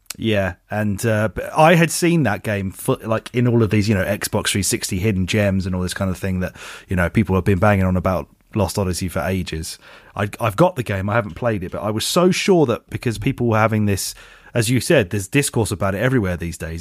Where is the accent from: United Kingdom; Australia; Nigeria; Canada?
United Kingdom; we are British